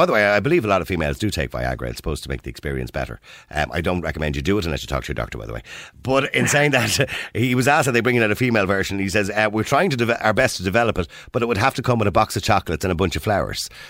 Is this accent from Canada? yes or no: no; Ireland; we're Irish